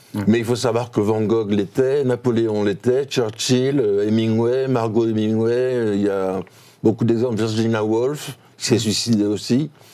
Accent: Toulouse, Occitania, France; moved away; also born or lived in Paris; Je suis un provincial, moi, je suis toulousain

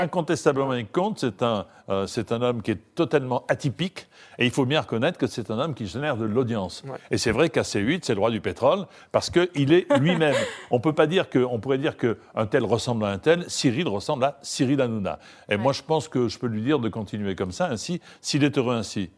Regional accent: Marseille, Provence-Alpes-Côte d'Azur, France; je suis Marseillais

